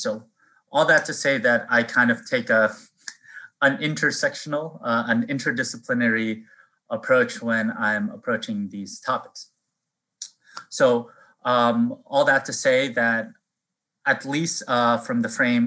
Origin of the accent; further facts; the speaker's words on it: Philippines; now in Boston, United States; I was born actually in the Philippines on Easter.